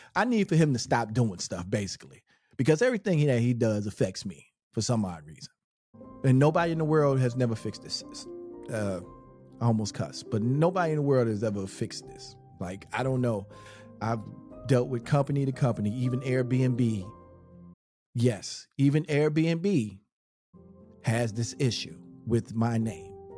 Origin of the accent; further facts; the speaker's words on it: Charlotte, North Carolina, United States; the block um, that I grew up on in Charlotte, which, by the way, I wasn't born in Charlotte and I didn't move to Charlotte till I was 10